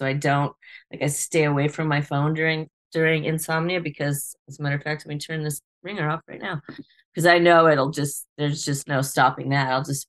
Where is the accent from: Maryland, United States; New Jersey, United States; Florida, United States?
Florida, United States; also born or lived in Virginia; No, I was born in Virginia, and I was raised in South Florida, like Fort Lauderdale, Miami, that zone.